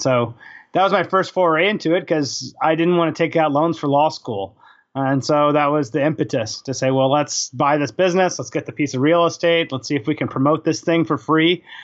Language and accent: English; Houston, Texas, United States; also born or lived in Albany, New York; now in Austin, United States; I'm originally from Houston